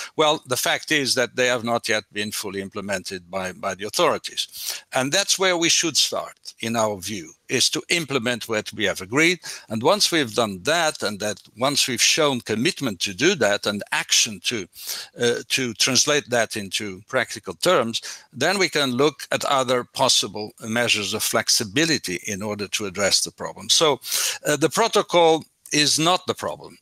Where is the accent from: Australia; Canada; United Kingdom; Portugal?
Portugal; moved away; Portugal is definitely my home country